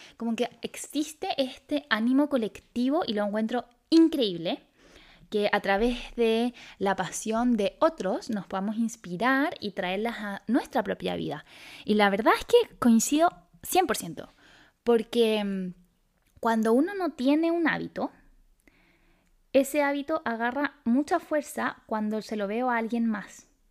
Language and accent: Spanish; Chile; also born or lived in Santiago, Chile; acá en Chile, en Santiago